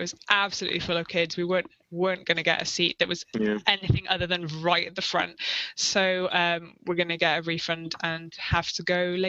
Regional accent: United Kingdom; I'm too British to do that.

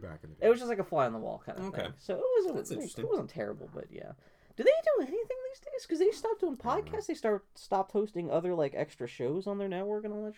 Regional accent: Pittsburgh, Pennsylvania, United States; And because, I was from Pittsburgh and stuff.

